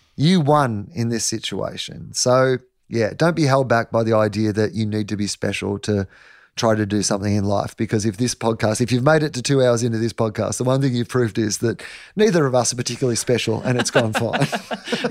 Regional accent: Denison, Victoria, Australia; I'm from Anderson's Road, Denison. My dad's a dairy farmer. There's two hundred and fifty people where I'm from

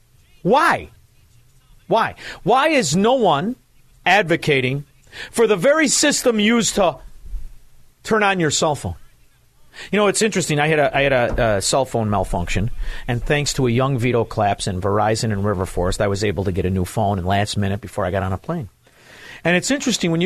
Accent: Chicago, Illinois, United States; I'm from Chicago

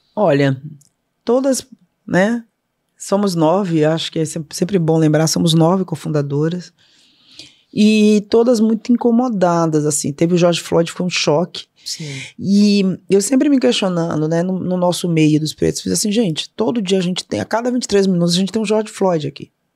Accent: Salvador, Bahia, Brazil; born or raised there; moved away

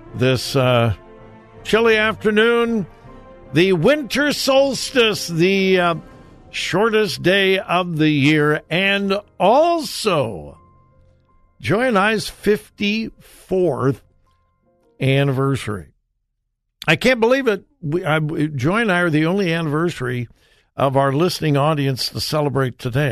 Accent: United States; I, as an American

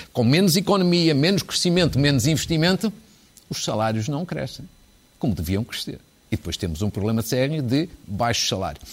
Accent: Fafe, Norte, Portugal; que é de Faf, da minha terra

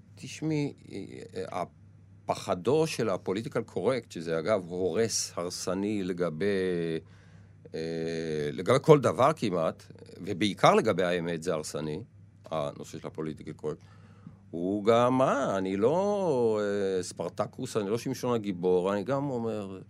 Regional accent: Israel; אני יצאתי מהקיבוץ

